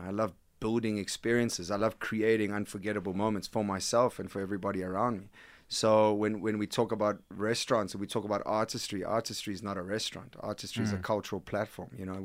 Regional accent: Algarve, Portugal; now in South Africa; I was born in Portugal.

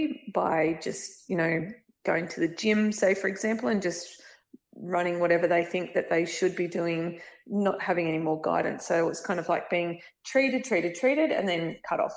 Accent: Bathurst, New South Wales, Australia; also born or lived in Dubbo; I grew up in Bathurst, went to uni in Bathurst

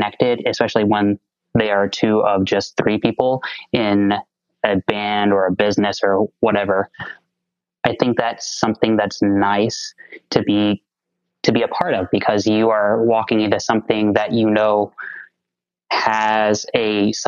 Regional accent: Texas, United States; I'm a Texas boy, so it's probably not a surprise to hear that I grew up in the Southern Baptist Convention

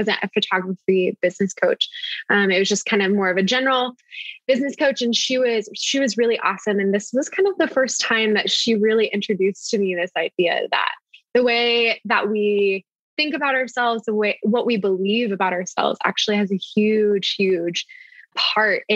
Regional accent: Tulsa, Oklahoma, United States; I am from Tulsa, Oklahoma

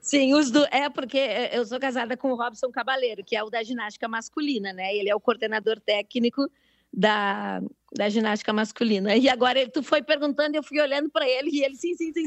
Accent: Brazil; eu sou do Brasil

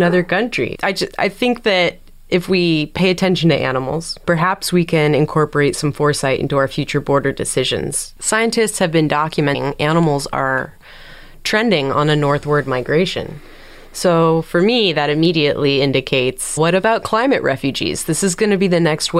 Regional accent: San Diego, California, United States; being born and raised in San Diego

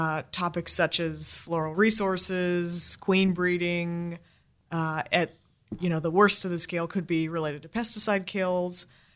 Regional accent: United States; now in Australia; I know I'm American

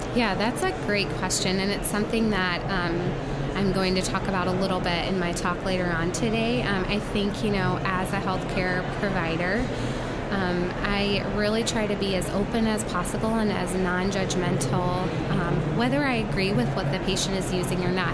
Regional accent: North Carolina, United States; moved away as an adult; now in Colorado, United States; I'm originally from North Carolina, um, born and raised there, went to pharmacy school there, and then moved to Colorado for residency

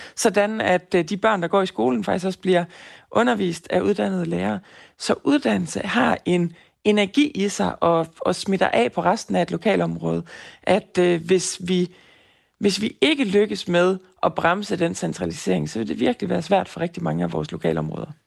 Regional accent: Fjerslev, North Denmark Region, Denmark; Jeg kommer selv fra Fjerslev

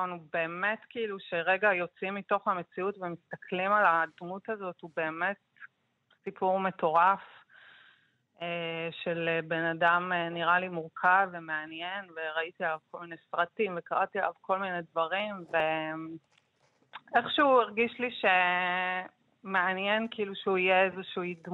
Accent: Jerusalem, Jerusalem District, Israel; אני גדלתי בירושלים בניינטיז, אז חוויתי הרבה מאוד פיגועים.

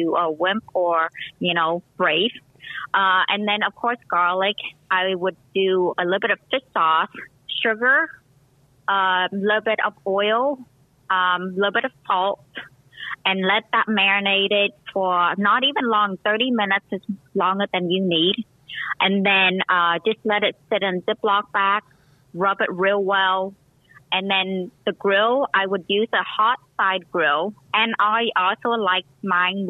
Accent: Vietnam; moved away; also born or lived in Cambodia; I was born in Cambodia. My mom is half Cambodian, half Chinese. My dad is full Vietnamese. I even have a Cambodian name because pretty much 6 years of my life, my first 6 years of my life, all I knew was Cambodia

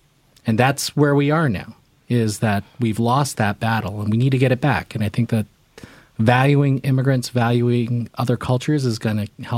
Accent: South Korea; now in United States; I'm an immigrant. I'm from Korea

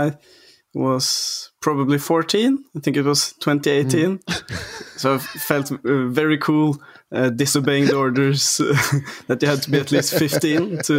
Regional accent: Oslo, Norway; English is a second language; I grew up in a little, what's it called? A little valley called Maridalen. Actually in the middle of Oslo, which is the capital, but it's in the middle of the forest, like on a little farm called Sørbråten gård, where I grew up with.

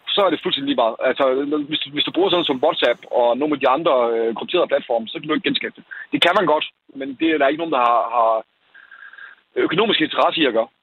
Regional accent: Denmark; som danskere

